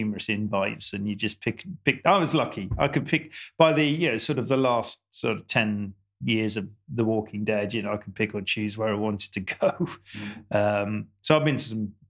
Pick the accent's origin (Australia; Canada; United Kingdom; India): United Kingdom; I'm born and bred in Britain